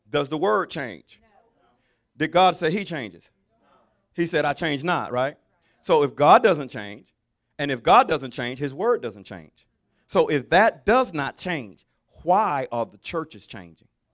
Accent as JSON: {"language": "English", "region": "Alabama", "country": "United States", "said": "I'm from Alabama."}